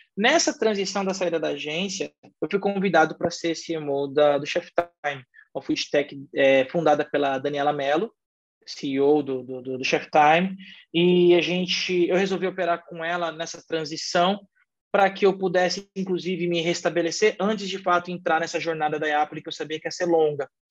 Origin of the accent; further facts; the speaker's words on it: São Paulo, Brazil; also born or lived in São Caetano do Sul; Sou daqui de São Paulo, sou natural de São Paulo